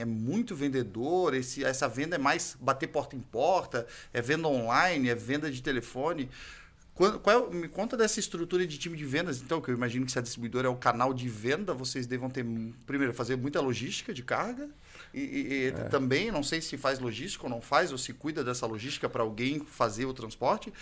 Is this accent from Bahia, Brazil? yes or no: no; Florianópolis, Santa Catarina, Brazil; eu que sou lá do sul, lá de Florianópolis